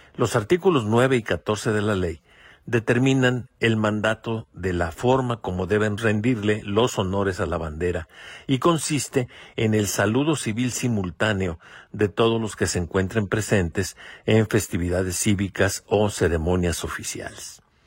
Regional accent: Mexico; a todos nos incumbe como mexicanos

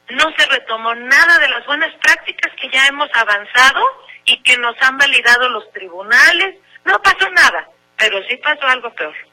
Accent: Mexico; Nosotros como mexicanas y mexicanos conquistamos un derecho

